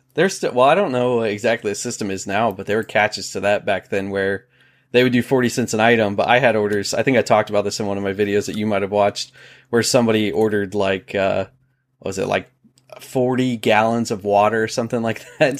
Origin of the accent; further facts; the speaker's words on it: Ohio, United States; moved away as an adult; now in South Carolina, United States; so I'm from Ohio, born in Ohio. I was there for twenty-six, twenty-seven years and then moved down to South Carolina.